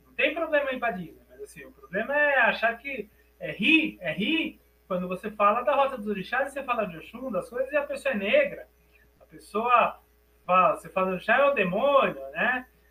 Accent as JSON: {"language": "Portuguese", "country": "Brazil", "also_born_or_lived": "France", "accent": "Brazilian", "said": "comecei a forçar meu sotaque brasileiro"}